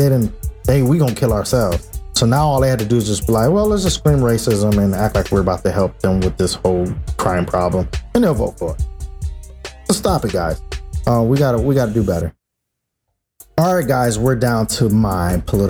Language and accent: English; United States; We're American. We're black Americans